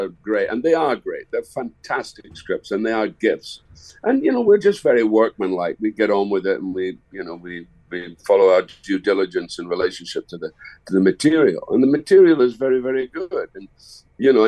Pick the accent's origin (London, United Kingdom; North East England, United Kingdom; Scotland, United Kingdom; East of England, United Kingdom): Scotland, United Kingdom; Dundee; My hometown is Dundee. And when I was a kid, we had 21 cinemas